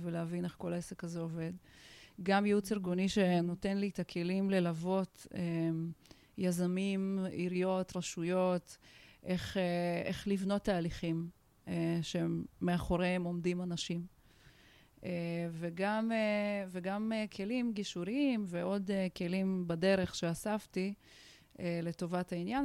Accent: Tajikistan; Hebrew is a second language; now in Israel; אני עולה חדשה, בוכרית, עליתי מטאג'יקיסטן. גדלתי במדינה שבה הייתי זרה

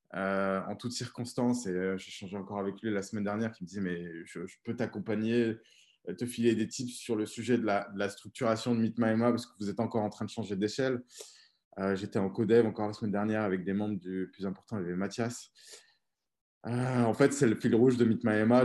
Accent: Auvergne-Rhône-Alpes, France; je suis né, j'ai grandi en Auvergne, en France

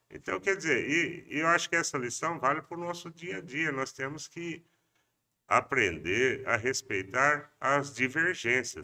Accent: Pompeia, São Paulo, Brazil; Eu não nasci em Pompeia, mas cheguei lá com dois anos de idade

